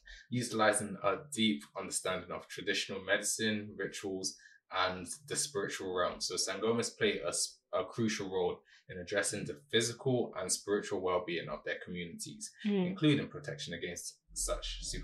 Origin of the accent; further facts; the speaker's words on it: Nigeria; Being Nigerian